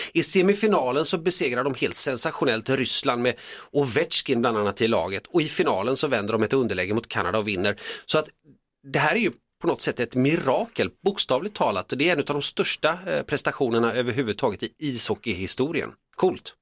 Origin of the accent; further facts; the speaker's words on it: Finland; now in Sweden; jag är född i Finland